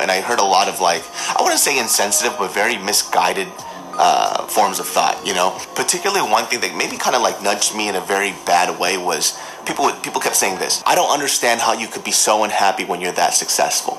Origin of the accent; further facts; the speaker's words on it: Sacramento, California, United States; growing up in Sacramento, California, you know, that, that place is a small town.